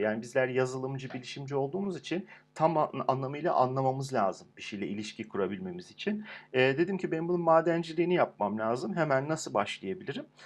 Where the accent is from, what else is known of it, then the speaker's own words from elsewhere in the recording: Turkey; bir Türk olarak